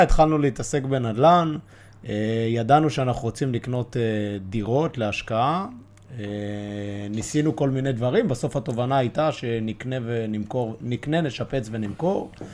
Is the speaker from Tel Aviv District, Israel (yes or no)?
yes; Bat Yam, Tel Aviv District, Israel; אני ועדי חברי ילדות, גדלנו בבת ים